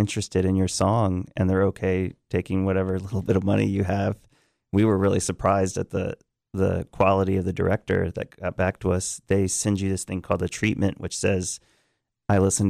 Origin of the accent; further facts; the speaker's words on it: Richmond, Virginia, United States; Richmond, Virginia is our hometown